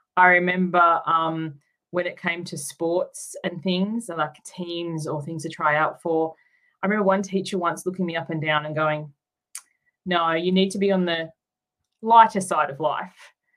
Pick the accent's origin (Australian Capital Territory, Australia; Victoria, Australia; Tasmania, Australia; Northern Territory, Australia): Tasmania, Australia; moved away as an adult; also born or lived in Queensland / New South Wales; now in Sydney, Australia; I grew up in Tasmania, and then I moved to Queensland, and then um, down to New South Wales. So I've moved around a bit, but not until I was um, an adult.